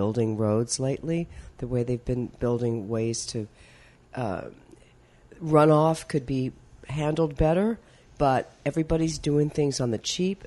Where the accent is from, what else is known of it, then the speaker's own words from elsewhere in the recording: Orange, Texas, United States; I grew up in Orange, Texas, which is near Beaumont